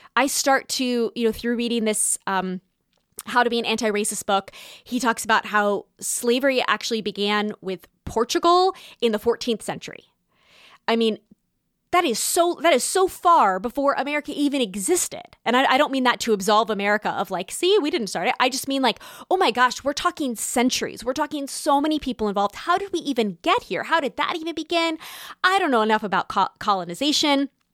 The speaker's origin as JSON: {"language": "English", "region": "Southern California", "country": "United States", "tie": "born or raised there", "moved": "as an adult", "lives_now": "New York City, United States", "said": "I was born in Southern California"}